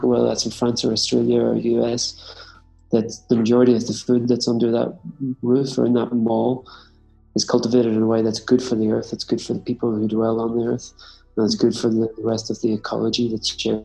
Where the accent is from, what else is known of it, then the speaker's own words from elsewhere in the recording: Northern Ireland, United Kingdom; I grew up in Ireland. In the north of Ireland and just on the edge of town in suburbia.